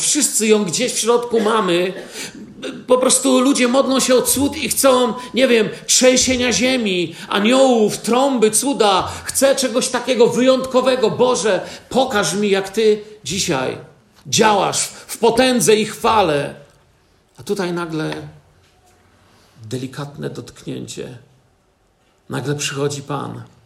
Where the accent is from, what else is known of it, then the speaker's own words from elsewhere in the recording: Poland; wychowałem się na osiedlu Wojska Polskiego